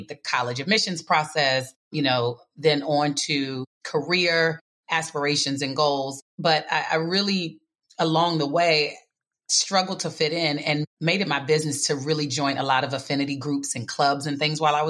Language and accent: English; Bowie, Maryland, United States; also born or lived in Washington, D.C.; growing up in the DMV, as we like to call it, D.C., Maryland, Virginia